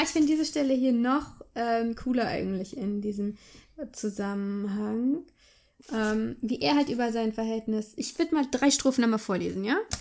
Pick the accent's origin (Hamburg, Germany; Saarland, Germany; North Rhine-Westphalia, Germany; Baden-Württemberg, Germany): Hamburg, Germany; Ich bin in Hamburg aufgewachsen